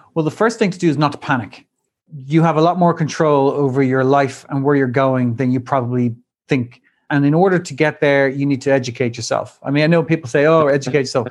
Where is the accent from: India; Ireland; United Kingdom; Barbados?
Ireland; moved away as an adult; also born or lived in Dublin / Wall Street, New York; returned back to my home country, Ireland, and to Dublin with my new wife